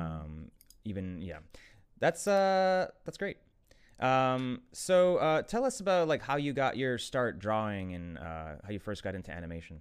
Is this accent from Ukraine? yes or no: yes; Ukraine; moved away; I'm from Ukraine originally too